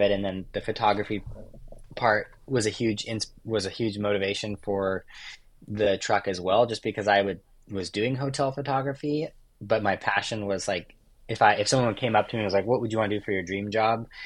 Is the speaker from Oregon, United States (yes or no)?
yes; Oregon, United States; Like growing up in Oregon, there's a lot of logging trucks and uh, work trucks